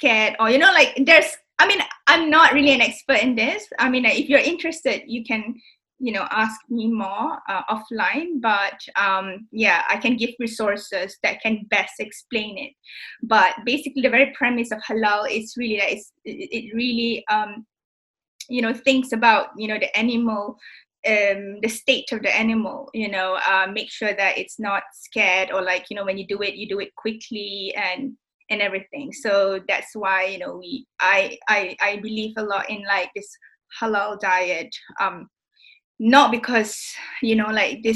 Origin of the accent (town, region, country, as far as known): Singapore; now in United Kingdom